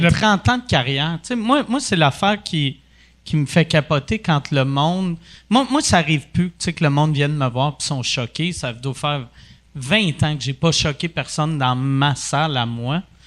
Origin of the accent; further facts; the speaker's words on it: Quebec, Canada; first language English; French is a second language; fier d'être québécois